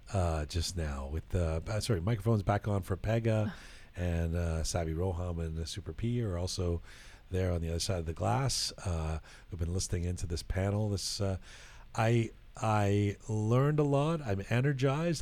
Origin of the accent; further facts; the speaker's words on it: Canada; we were growing up in Canada